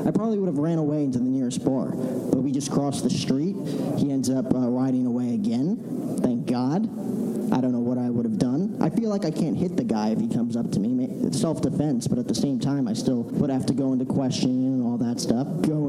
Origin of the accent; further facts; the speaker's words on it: New York area, United States; I'm from the New York area.